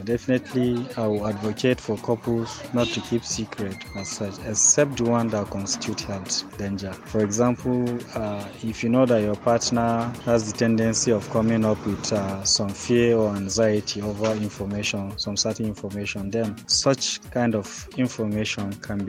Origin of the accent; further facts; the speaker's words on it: Gombe, Gombe State, Nigeria; I'm from Gombe.